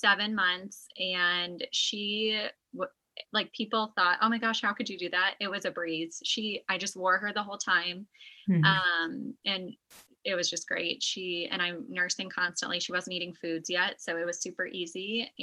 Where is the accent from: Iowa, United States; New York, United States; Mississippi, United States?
Iowa, United States; Des Moines; I'm a nurse midwife. I live here in Des Moines, Iowa. I was born and raised here in the Des Moines area. I went to the local Catholic high school